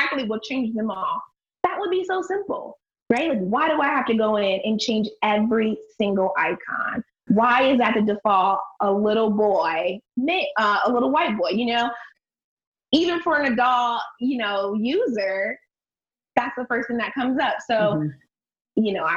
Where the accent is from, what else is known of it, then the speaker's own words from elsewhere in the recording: Akron, Ohio, United States; I'm from Akron